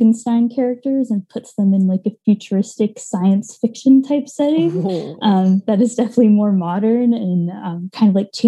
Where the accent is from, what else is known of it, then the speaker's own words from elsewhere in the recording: North Shore of Kauai, Hawaii, United States; moved away as an adult; also born or lived in Portland, Oregon; I grew up on the North Shore of Kauai, in Hawaii